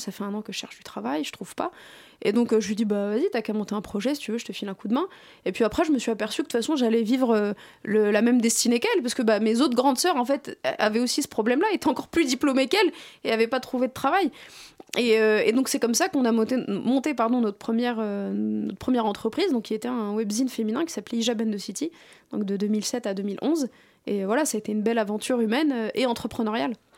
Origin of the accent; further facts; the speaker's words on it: France; je suis issu de banlieue et que je suis issu de l'immigration.